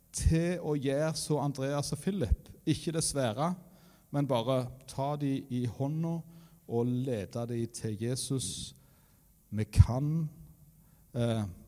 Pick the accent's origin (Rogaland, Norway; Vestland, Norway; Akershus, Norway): Rogaland, Norway; Varhaug; jeg kommer fra Varhaug